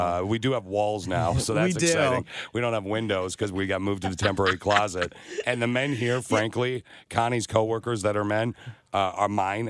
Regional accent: Lansing, Michigan, United States; So we grew up in the Lansing. We grew up in the Lansing area.

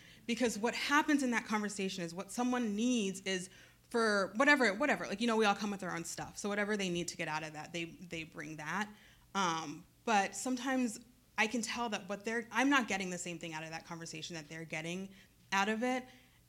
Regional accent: Midwest, United States; born there; also born or lived in Cambridge, Massachusetts / Maine; I have grown up in a lot of spaces. I was born in the Midwest, and then I moved to Cambridge, Massachusetts, land of Harvard, right? And then I moved to Maine.

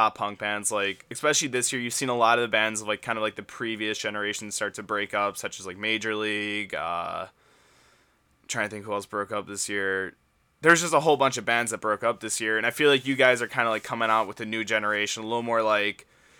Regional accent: Chicago, Illinois, United States; I'm from Chicago

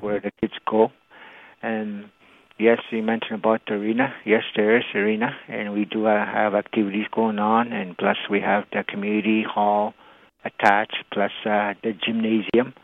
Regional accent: Attawapiskat, Ontario, Canada; first language Cree; English is a second language

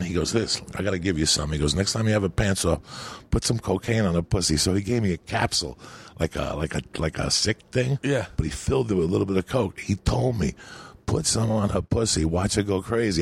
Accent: North Bergen, New Jersey, United States; English is a second language; also born or lived in Cuba; I'm from North Bergen, New Jersey, where you're always tackling hills.

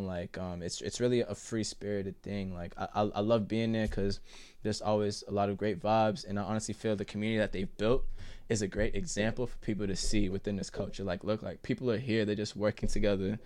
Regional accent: Boston, Massachusetts, United States; also born or lived in Jamaica Plain, Boston; I grew up in Roxbury. I live in J P now.

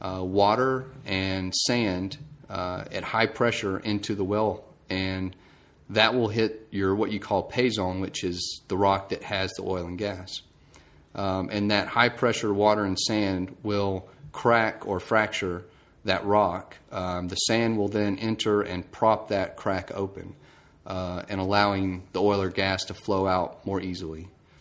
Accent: Georgia, United States; Okay, I'm from Georgia. Went to Georgia Tech for my mechanical engineering degree.

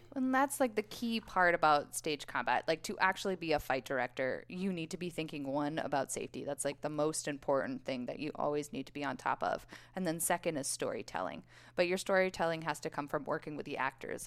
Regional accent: Boulder, Colorado, United States; born and raised in Boulder, Colorado.

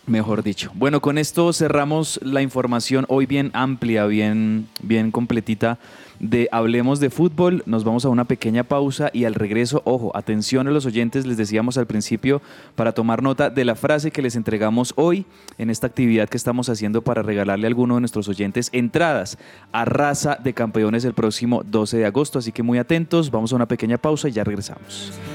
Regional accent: Colombia; nosotros ya como colombianos

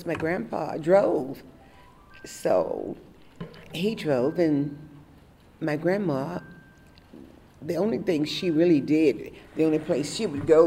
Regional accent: Austin, Texas, United States; I was born in Austin, Texas, at the original Holy Cross Hospital

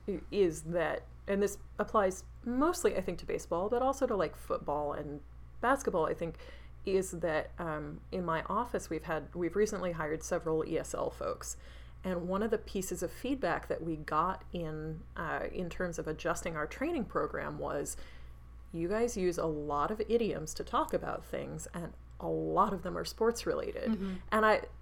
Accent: United States; I was like, I'm American, I don't give two shits about baseball.

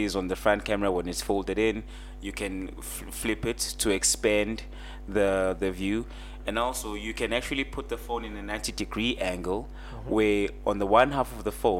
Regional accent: South Africa; my hometown, I can tell you for a fact, my hometown does not have LTE

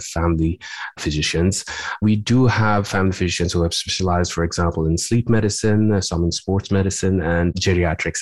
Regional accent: Nepal; moved away as an adult; also born or lived in Louisiana / Los Angeles, California; now in Springfield, United States; my training goes back to my home country of Nepal. I did my med school over there

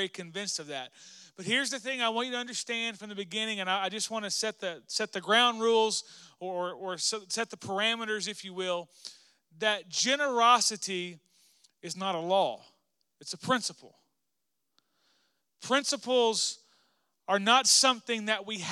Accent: Arkansas, United States; moved away; We grew up in Arkansas together

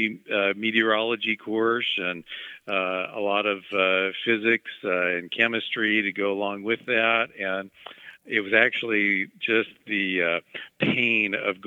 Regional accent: Mexico, Missouri, United States; I grew up in Mexico, Missouri, and we got some of the St. Louis television stations there

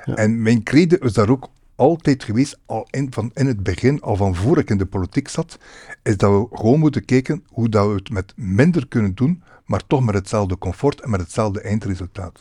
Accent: Roeselare, Flanders, Belgium; moved away as an adult; also born or lived in Ghent area; now in Melle, Belgium; ik ben van West-Vlaanderen

